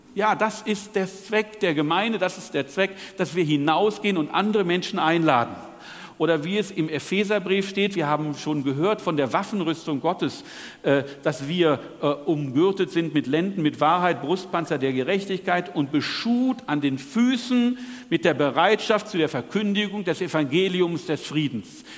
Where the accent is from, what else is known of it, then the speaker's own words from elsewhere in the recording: Northern Germany, Germany; Wie ihr an meinem nahezu perfekten Deutsch hört, komme ich aus Norddeutschland